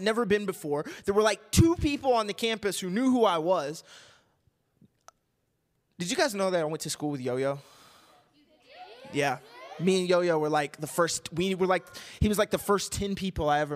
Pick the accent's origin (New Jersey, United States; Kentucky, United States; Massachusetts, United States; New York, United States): Kentucky, United States; moved away as an adult; also born or lived in Missouri; now in Arizona, United States; when I was growing up in Kentucky